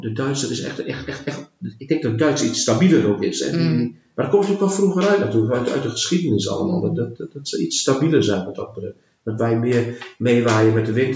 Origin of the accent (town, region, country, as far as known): Netherlands